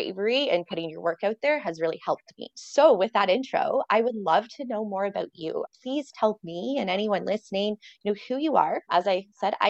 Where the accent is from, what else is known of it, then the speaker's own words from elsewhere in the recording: Canada; I'm Canadian as well